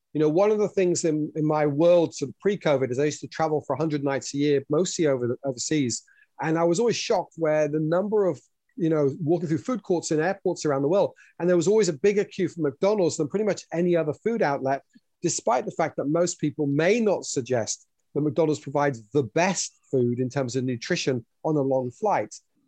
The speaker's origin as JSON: {"language": "English", "country": "Switzerland", "tie": "born or raised there", "also_born_or_lived": "United Kingdom / France / New South Wales, Australia", "moved": "yes", "lives_now": "New Zealand", "said": "as you can probably tell from my accent, I was born in the UK, English heritage, but raised in Switzerland and France. Then lived in New South Wales for 4 years in Australia before, having married a Kiwi, moving to New Zealand to raise our children"}